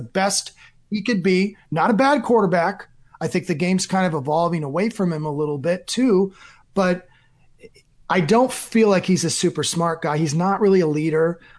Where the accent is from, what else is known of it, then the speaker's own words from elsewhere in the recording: Iowa, United States; moved away; I grew up in Iowa